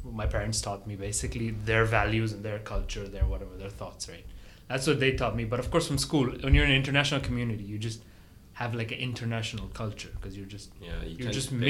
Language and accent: English; West Bengal, India; first language Bengali; English is a second language; I spoke Bengali at home because that's where, I mean, that's my actual language because we're from India, but like originally we're from like